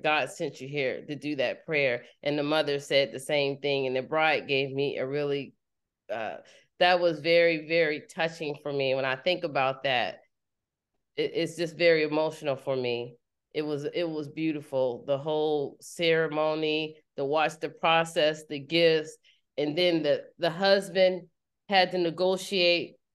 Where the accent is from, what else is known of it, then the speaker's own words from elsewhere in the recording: United States; People can tell I'm American